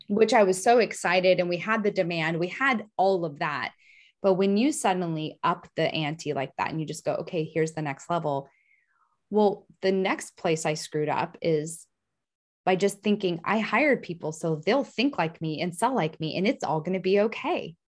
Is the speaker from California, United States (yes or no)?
yes; San Francisco, California, United States; I'm from San Francisco